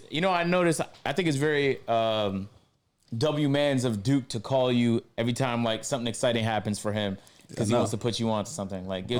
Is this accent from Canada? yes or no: yes; Canada; Look, I already know a little bit of French because I'm from Canada, so we learned it for 6 years.